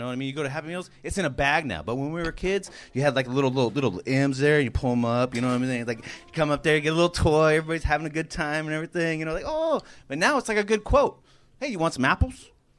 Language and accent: English; Huntington Beach, California, United States